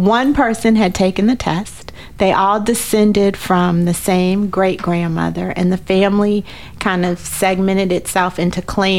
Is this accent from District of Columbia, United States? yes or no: yes; Washington, District of Columbia, United States